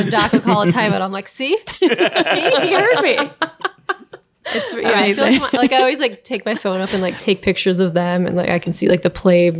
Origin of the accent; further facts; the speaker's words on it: Kalamazoo, Michigan, United States; Well, I'm from Michigan and I'm from Kalamazoo, which is about 2 hours in between Chicago and Detroit, like either way.